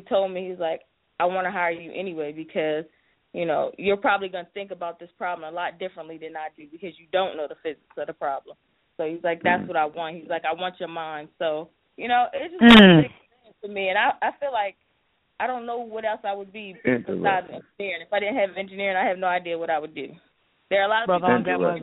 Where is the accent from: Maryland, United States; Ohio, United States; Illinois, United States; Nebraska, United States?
Maryland, United States; Eastern Shore; I grew up on the Eastern Shore